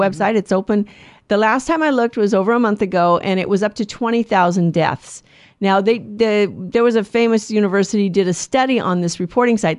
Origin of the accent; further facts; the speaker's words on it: United States; I'm an American